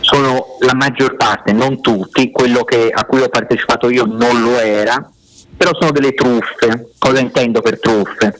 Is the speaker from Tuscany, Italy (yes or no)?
yes; Fiesole, Tuscany, Italy; also born or lived in Elba / Sicily / Naples; io sono nato in Italia